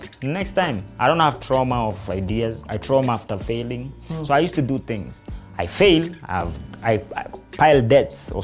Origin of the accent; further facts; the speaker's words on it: Nairobi, Kenya; we were growing up in Dandora